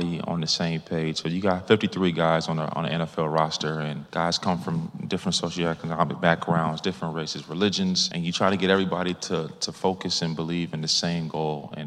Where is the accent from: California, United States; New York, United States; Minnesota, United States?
Minnesota, United States; now in Arizona, United States; I'm from Minnesota. I live in Arizona now.